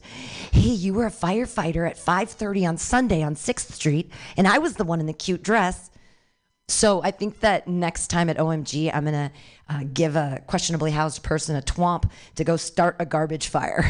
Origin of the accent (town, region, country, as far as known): Danville, United States; born or raised there